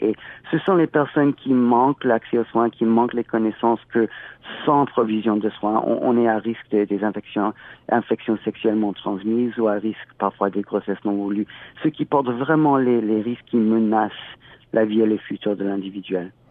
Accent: California, United States; moved away as an adult; also born or lived in Haiti; now in Toronto, Canada; chez moi en Californie

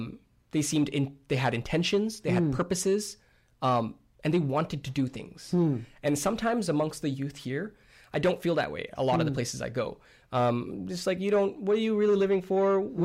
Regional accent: Delhi, India; born there; I was born in Delhi.

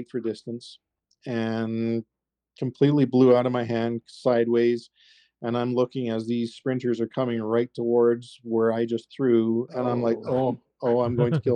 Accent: United Kingdom; now in Canada; I'm actually British

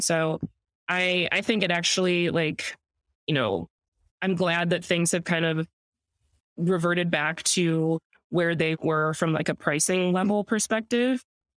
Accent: Midwest, United States; I'm originally from the Midwest.

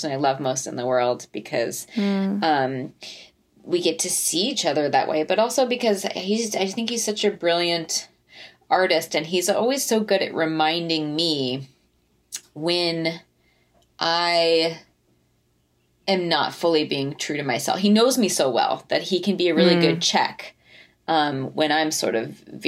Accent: Fort Collins, Colorado, United States; we're both from Fort Collins

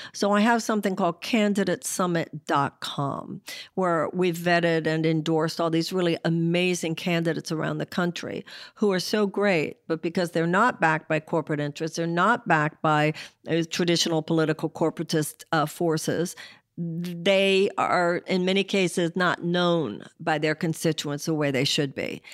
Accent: United States

